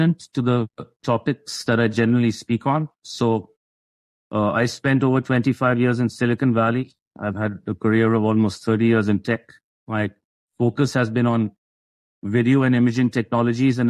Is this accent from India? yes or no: yes; India; moved away as an adult; now in United States; I originally came from India. I grew up in India. I came here in my early 20s.